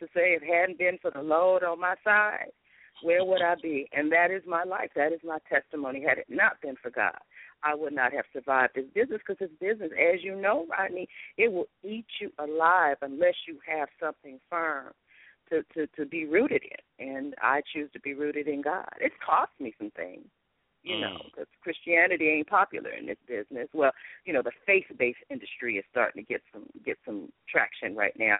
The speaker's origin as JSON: {"language": "English", "town": "Los Angeles", "region": "California", "country": "United States", "said": "I'm from Los Angeles"}